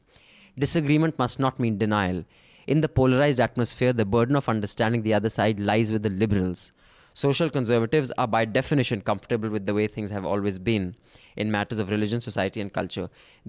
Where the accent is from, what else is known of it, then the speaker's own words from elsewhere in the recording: Delhi, India; also born or lived in Bihar; I grew up in Delhi, but my origins lie in Bihar